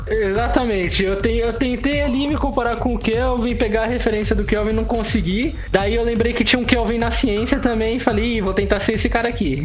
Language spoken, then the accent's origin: Portuguese; São Paulo, Brazil; also born or lived in Sorocaba; eu sou de São Paulo